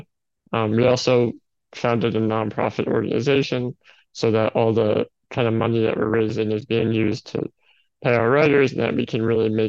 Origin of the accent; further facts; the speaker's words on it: New York City, New York, United States; I am from New York City